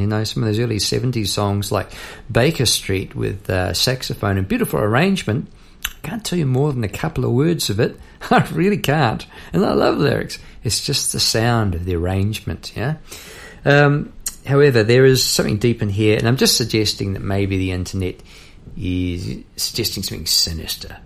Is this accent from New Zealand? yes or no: yes; New Zealand; moved away as an adult; now in Melbourne, Australia; I come from New Zealand, and uh, I'm recording this in Melbourne, where I've been for 20 odd years.